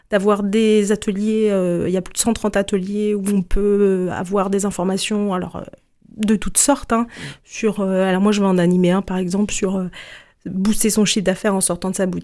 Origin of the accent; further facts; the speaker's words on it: Grand Est, France; Moi, je viens, je viens d'Alsace notamment. Enfin, j'ai pas mal déménagé, mais